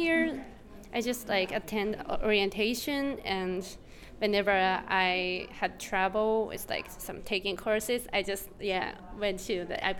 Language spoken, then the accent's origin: English; Japan; English is a second language; moved away as an adult; now in United States; I was born and raised in Japan.